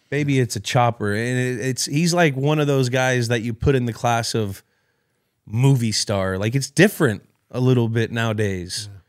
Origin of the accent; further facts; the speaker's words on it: California, United States; I grew up playing soccer in California